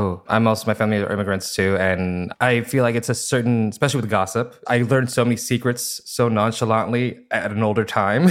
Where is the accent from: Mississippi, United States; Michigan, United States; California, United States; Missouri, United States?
California, United States; Fresno; now in Los Angeles, United States; I also grew up in Fresno, California